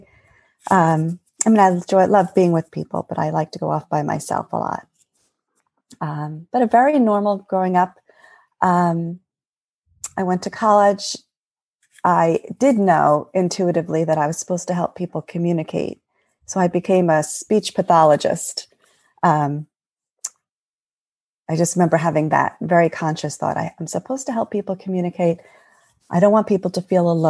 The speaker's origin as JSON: {"language": "English", "area": "Eastern Long Island", "region": "New York", "country": "United States", "tie": "born or raised there", "moved": "as an adult", "lives_now": "New Jersey, United States", "said": "I grew up in New York, in the United States, in New York, on Eastern Long Island, in a beach town"}